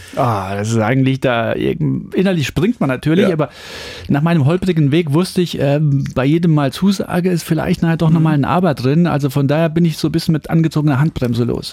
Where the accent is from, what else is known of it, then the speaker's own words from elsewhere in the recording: Saarland, Germany; ich komme aus dem Saarland, das ist ein ländlicher Bereich